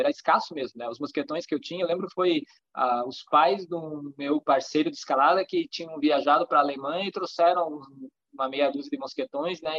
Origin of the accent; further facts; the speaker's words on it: Campo Largo, Paraná, Brazil; also born or lived in Curitiba; no interior de Campo Largo, aqui no Paraná, né? Que é a cidade onde eu, onde eu nasci.